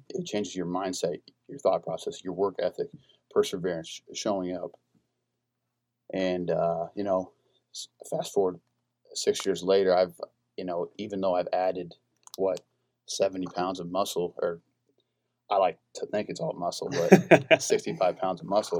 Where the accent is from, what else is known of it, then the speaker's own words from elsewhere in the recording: Iola, Kansas, United States; I'm from Iola, Kansas. It's about an hour and a half uh, south of Lawrence. Grew up my entire life.